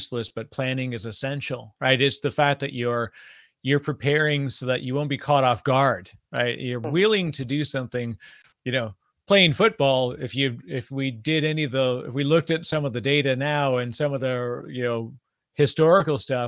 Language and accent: English; Canada; I'm Canadian, so I say process instead of process